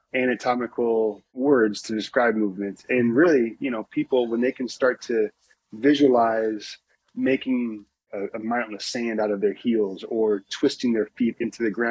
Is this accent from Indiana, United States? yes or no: yes; Indiana, United States; moved away as an adult; also born or lived in Louisville, Kentucky; growing up in Indiana